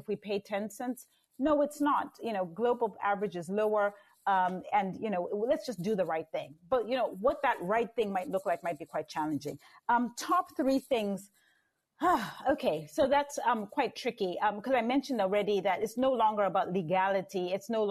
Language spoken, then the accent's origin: English; Zambia; born and raised in Zambia